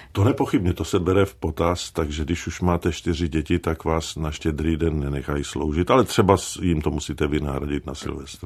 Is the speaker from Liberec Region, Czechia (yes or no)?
yes; Liberec, Liberec Region, Czechia; also born or lived in Jevany; to dětství bylo to hrané v Jevanech